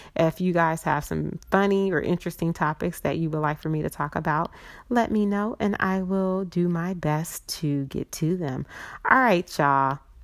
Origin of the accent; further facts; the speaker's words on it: California, United States; also born or lived in Chicago; we came from Chicago all the way to California